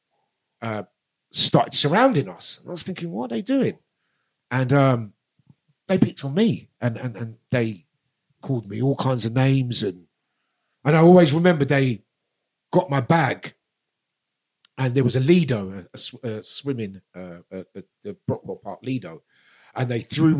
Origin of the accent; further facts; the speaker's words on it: London, United Kingdom; growing up in Brixton was... which had a real strong black community